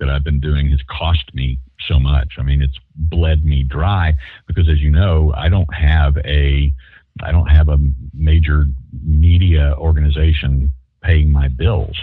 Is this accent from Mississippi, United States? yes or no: no; Shreveport, Louisiana, United States; West Shreveport. Yeah. Well, I was born in Willis-Knighton Hospital